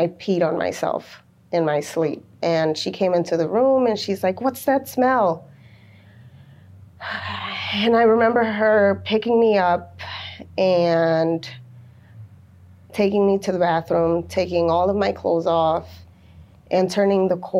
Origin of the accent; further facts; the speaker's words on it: North Chicago, Illinois, United States; also born or lived in Waukegan, Illinois; I was born in Waukegan, Illinois, but I was raised in North Chicago